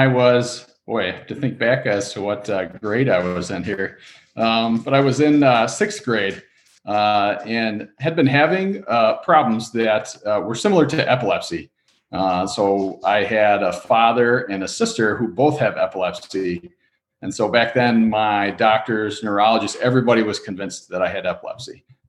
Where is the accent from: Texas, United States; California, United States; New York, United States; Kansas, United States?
New York, United States; Saugerties; moved away as an adult; now in Ohio, United States; I am originally from Saugerties, New York, which is actually right at the top of Ulster County. So it's as far north as the Hudson Valley chapter stretches, but it's right in the middle of the mountains up a little bit further north. So it's a pretty area.